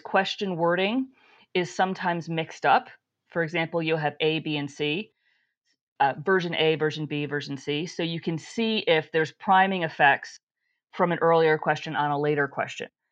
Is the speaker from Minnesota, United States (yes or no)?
no; New York, United States; I grew up in New York State